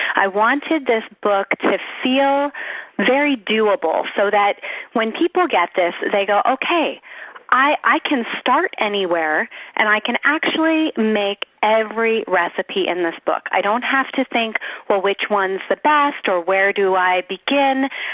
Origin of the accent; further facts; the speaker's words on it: South Florida, United States; I grew up in South Florida